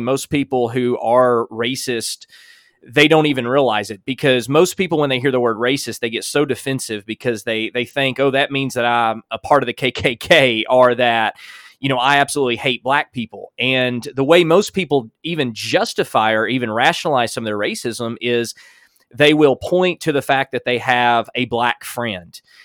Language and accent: English; Alabama, United States; as a white man growing up in Alabama